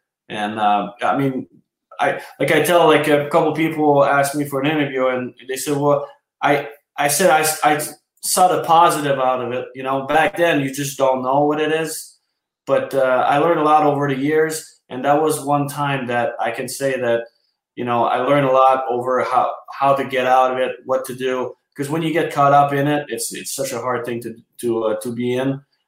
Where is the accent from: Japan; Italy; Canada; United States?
Canada; everything catch up with us as a Canadian.